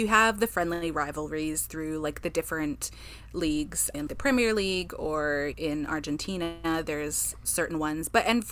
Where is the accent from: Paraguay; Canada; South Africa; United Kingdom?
Paraguay; I am from Paraguay